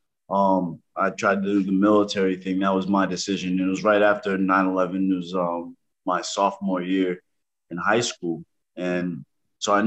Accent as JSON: {"language": "English", "town": "New York City", "region": "New York", "country": "United States", "tie": "born or raised there", "also_born_or_lived": "Brooklyn", "moved": "as an adult", "lives_now": "New Hampshire, United States", "said": "I'm from New York City. I was born in Brooklyn, raised in Spanish Harlem"}